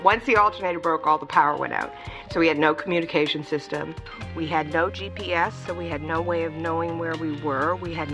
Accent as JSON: {"language": "English", "region": "British Columbia", "country": "Canada", "also_born_or_lived": "United States", "moved": "as an adult", "said": "I'm originally from Canada, from British Columbia."}